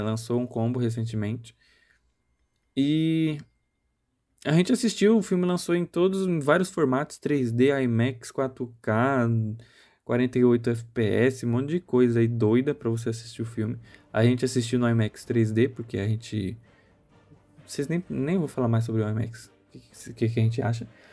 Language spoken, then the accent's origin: Portuguese; Brazil